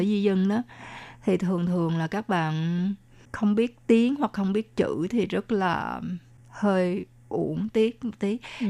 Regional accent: Vietnam; moved away; mình hồi nhỏ ở Việt Nam cũng là đọc qua Tây Du Ký

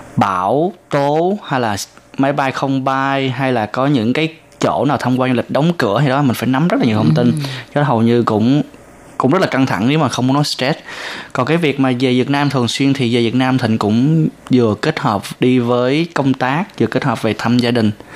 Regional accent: Vietnam; now in Taiwan

